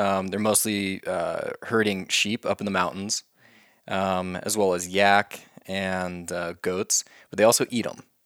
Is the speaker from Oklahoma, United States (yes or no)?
yes; Oklahoma, United States; moved away; my state, which is Oklahoma, my home state.